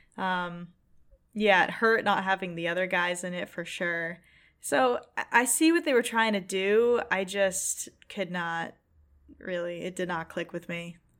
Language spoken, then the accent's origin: English; Boston, Massachusetts, United States; I'm from Boston